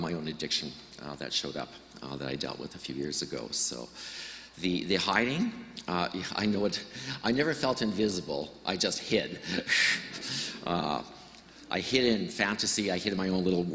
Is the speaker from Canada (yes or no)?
yes; Estevan, Saskatchewan, Canada; moved away; I'm from Saskatchewan, grew up in a very loving but alcoholic family. Left Estevan as quickly as I could